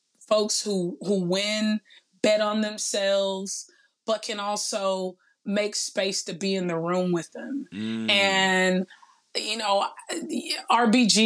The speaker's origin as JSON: {"language": "English", "town": "Los Angeles", "region": "California", "country": "United States", "tie": "born or raised there", "also_born_or_lived": "San Luis Obispo, California", "said": "growing up in Watts, when we used to play, you know, school or play work or play church, I was always the one in the boardroom doing the presentation"}